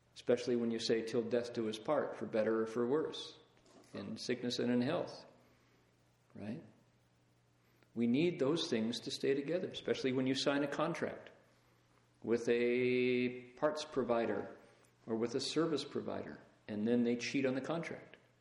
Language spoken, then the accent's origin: English; Toledo, Ohio, United States; I grew up in Toledo, Ohio, glass capital of the world